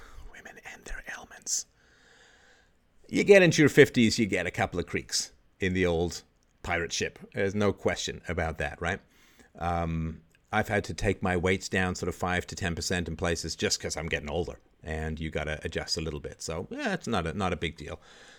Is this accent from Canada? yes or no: yes; Canada; also born or lived in England; I grew up in Canada in particular, but to some degree in England, I grew up in a very low IQ environment